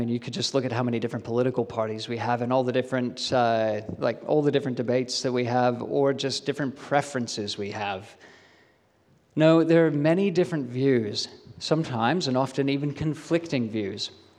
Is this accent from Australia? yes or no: yes; Australia; So if anyone ever questions whether or not I'm an Aussie, I can point them to that official document. They may not believe me because my accent is really weird and muddled, but I can say I have my Australian citizenship.